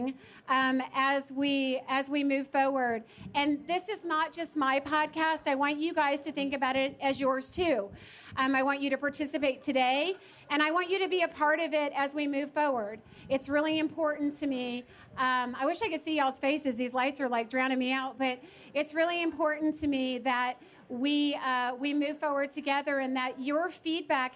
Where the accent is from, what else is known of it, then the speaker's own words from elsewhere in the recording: Georgia, United States; I'm from Georgia